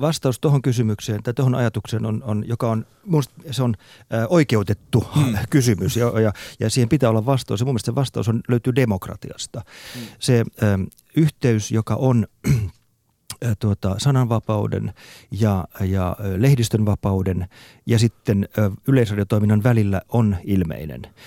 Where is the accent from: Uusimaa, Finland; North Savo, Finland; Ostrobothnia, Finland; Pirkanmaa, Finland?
Ostrobothnia, Finland; moved away; also born or lived in Central Europe; Mä olen kotoisin Pohjanmaalta alun perin